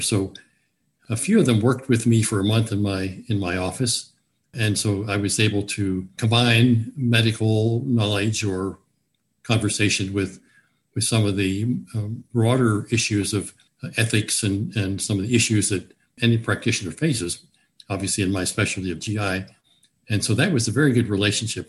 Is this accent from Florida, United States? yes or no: no; Newport News, Virginia, United States; also born or lived in Richmond, Virginia / eastern Kentucky; now in Harrisonburg, United States; I grew up in Newport News, Virginia